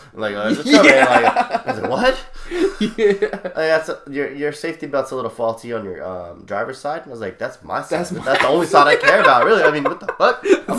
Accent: Sacramento, California, United States; born or raised there

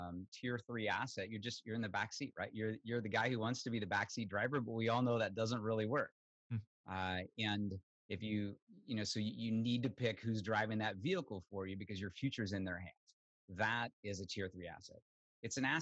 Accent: Southern Illinois, United States; moved away as an adult; I grew up in Southern Illinois, really never been out of the Midwest, dirt poor on a farm

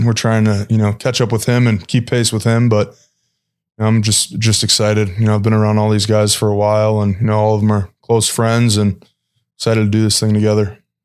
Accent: Chicago, Illinois, United States; moved away; I'm obviously from Chicago

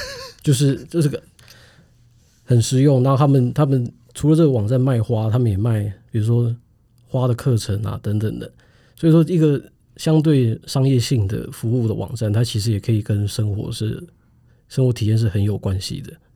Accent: Taiwan; 我们作为台湾人

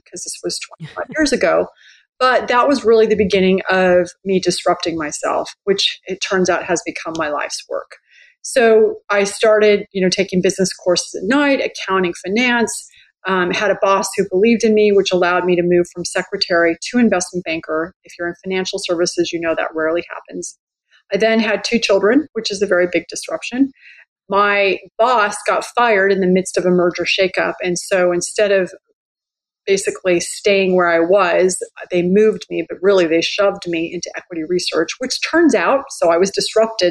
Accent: San Jose, California, United States; moved away as an adult; also born or lived in New York; I grew up in California, pretty typical middle-class, white girl, middle-class background. Grew up in San Jose

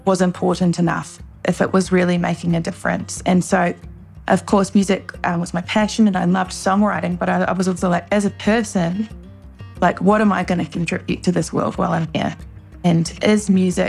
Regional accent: Wellington, New Zealand; moved away as an adult; now in Los Angeles, United States; growing up in New Zealand

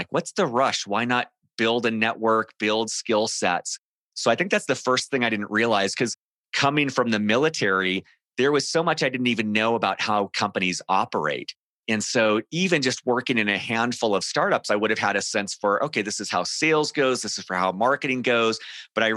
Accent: Southern California, United States; moved away as an adult; now in Denver, United States; I grew up in Southern California

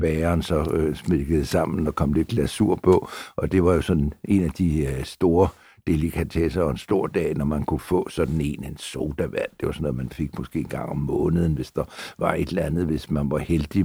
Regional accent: Copenhagen, Capital Region of Denmark, Denmark; also born or lived in Frederiksberg; Mit barndomshjem øh, lå der, hvor jeg også bor en dag

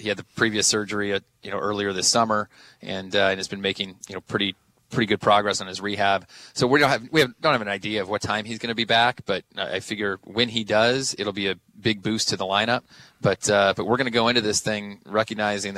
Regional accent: Southern California, United States; also born or lived in Bay Area, California; now in New York, United States; I grew up in Southern California

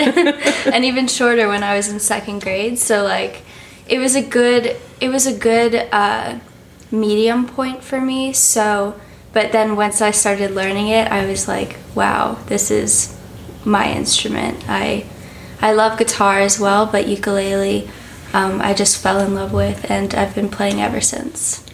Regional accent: New York City, New York, United States; I'm 17 years old and I'm from New York City.

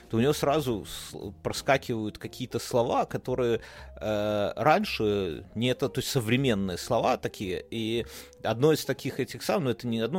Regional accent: Belarus; Мы белорусы.

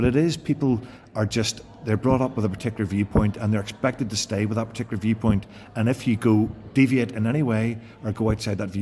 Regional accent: Northern Ireland, United Kingdom; moved away as an adult; I was brought up in a background where people generally were very unionist

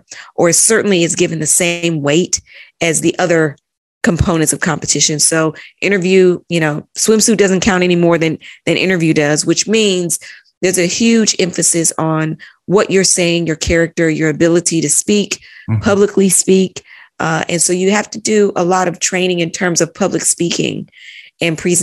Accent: Chattanooga, Tennessee, United States; moved away as an adult; also born or lived in London; I'm originally from Chattanooga, Tennessee. Mm-hmm. Born and raised in Tennessee

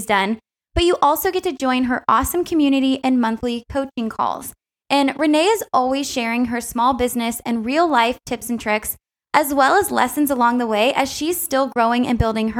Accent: Southern California, United States

